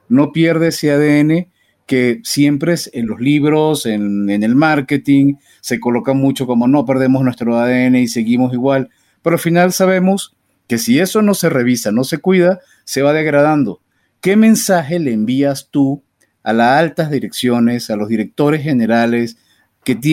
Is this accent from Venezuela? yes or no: yes; Venezuela